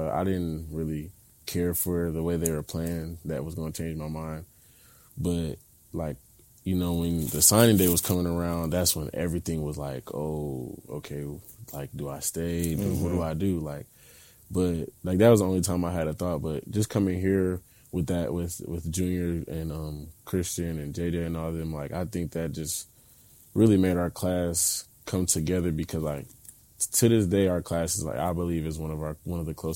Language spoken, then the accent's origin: English; Englewood, Ohio, United States; moved away as an adult; now in Ann Arbor, United States; I grew up in Inglewood